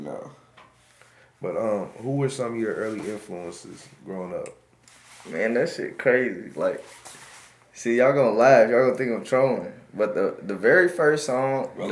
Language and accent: English; Wichita, Kansas, United States; born or raised there; also born or lived in Vietnam